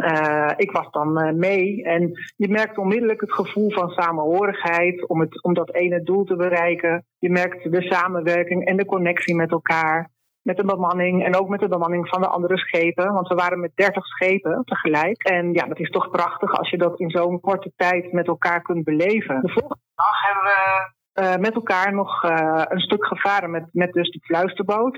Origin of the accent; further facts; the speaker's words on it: Netherlands; now in Andalusia, Spain; ik heb als kind in Nederland eigenlijk altijd gezeild